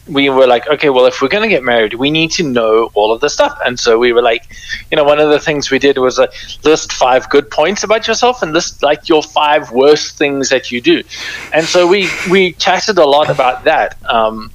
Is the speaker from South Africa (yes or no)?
yes; South Africa; moved away as an adult; now in United States; I am originally from South Africa, born there, lived there for what, almost for 36 years